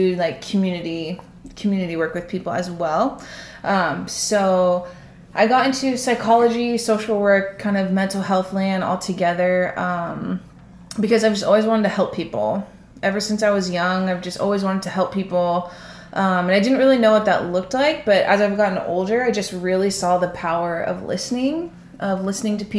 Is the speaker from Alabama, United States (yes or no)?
no; Santa Barbara, California, United States; now in Glendora, United States; I'm originally from the small, sunny beach town of Santa Barbara